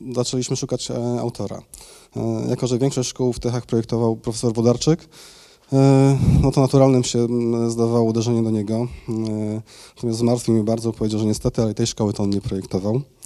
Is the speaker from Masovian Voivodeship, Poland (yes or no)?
no; Tychy, Silesian Voivodeship, Poland; also born or lived in Mikołów; ja założyłem działalność w Tychach. Tam się urodziłem, e, tam mieszkam od urodzenia.